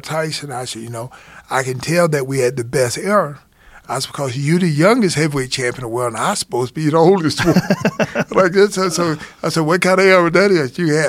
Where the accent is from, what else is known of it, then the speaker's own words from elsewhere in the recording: Alabama, United States; I'm from Alabama.